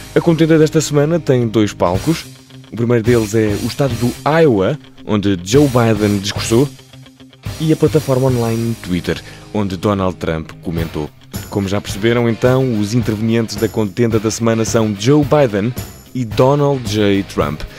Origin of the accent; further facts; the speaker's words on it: Portugal; em Portugal, desde pequenos, somos ensinados